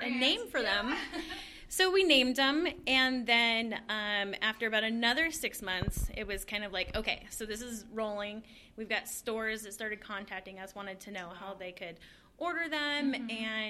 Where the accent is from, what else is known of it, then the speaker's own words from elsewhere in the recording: Colorado, United States; so we are here in Colorado. We're in Golden